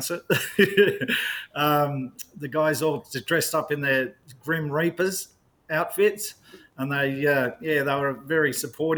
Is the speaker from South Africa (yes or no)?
no; Australia; also born or lived in New Zealand; because I'm an Aussie